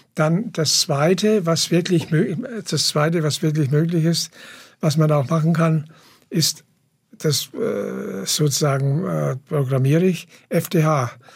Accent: Ettlingen, Baden-Württemberg, Germany; in Ettlingen, wo ich herkomme, Karlsruhe

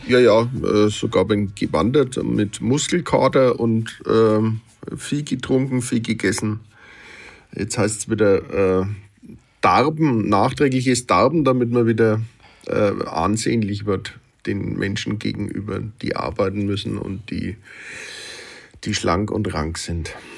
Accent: Nuremberg, Bavaria, Germany; accent: Franconian; also born or lived in Hamburg; ich als Mittelfranke, als evangelischer Mittelfranke

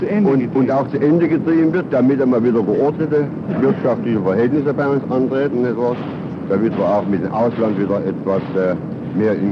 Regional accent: Germany; was wir als Deutsche

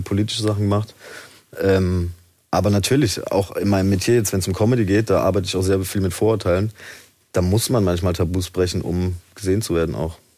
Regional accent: Haslach im Kinzigtal, Baden-Württemberg, Germany; moved away as an adult; also born or lived in Zell am Harmersbach; now in Stuttgart, Germany; ich bin in Zell am Hamersbach geboren

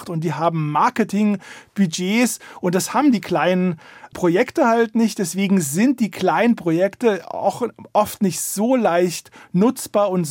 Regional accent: East Germany, Germany; born there; Ich bin in der DDR geboren, da gab es die berüchtigte Stasi.

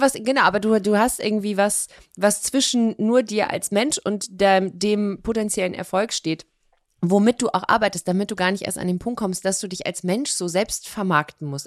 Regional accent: Cologne, North Rhine-Westphalia, Germany; moved away as an adult; also born or lived in Hamburg; now in Cologne, Germany; Ich komme ja aus Köln, also ich bin ja quasi da im Umland geboren

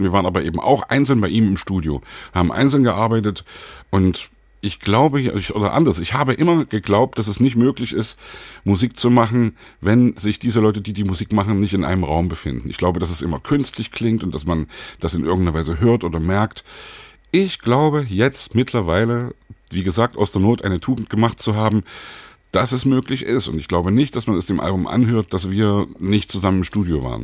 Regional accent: Leipzig, Saxony, Germany; als Leipziger damals auch 89 mit auf den Straßen war

